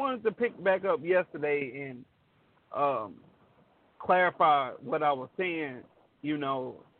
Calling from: Beaumont, Texas, United States; I'm in Beau

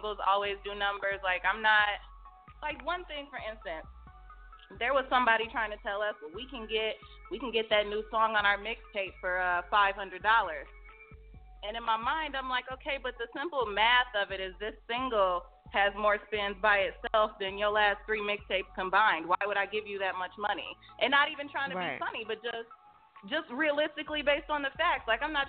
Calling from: Detroit, Michigan, United States; I'm calling from Detroit, Michigan, 313 in the building.

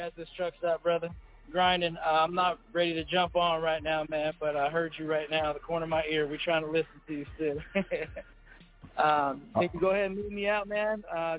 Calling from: Phoenix, Arizona, United States

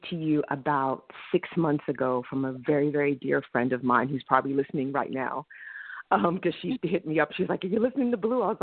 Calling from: Bronx, New York, United States

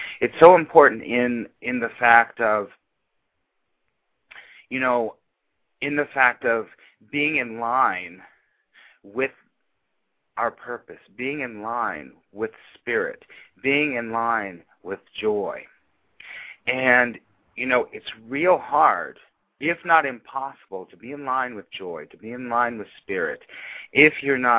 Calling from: New York City, New York, United States; as usual, I'm calling from New York City.

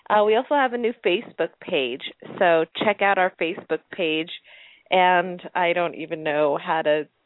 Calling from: Japan; Yeah, I'm calling from Japan, so I don't know if that has any effect since we're on the internet.

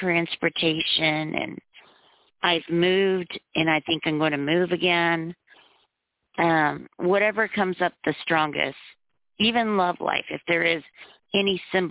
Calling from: Arkansas, United States; Calling from the state of Arkansas.

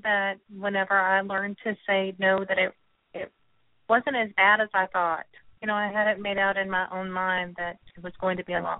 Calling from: Texas, United States; I'm calling from Texas.

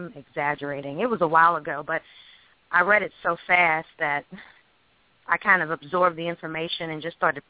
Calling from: Alexandria, Virginia, United States; I'm calling from Alexandria, Virginia.

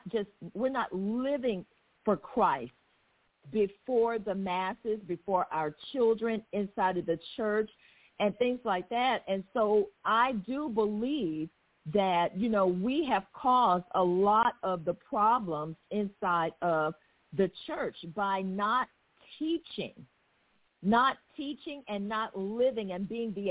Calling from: Lancaster, Texas, United States; I'm calling from Lancaster, Texas.

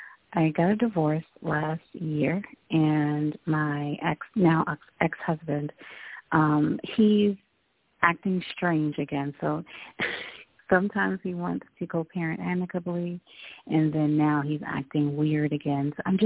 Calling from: Baltimore, Maryland, United States; from Baltimore.

